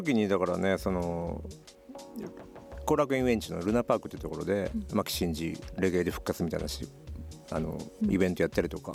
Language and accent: Japanese; Aichi, Japan; moved away as an adult; 愛知県から来てる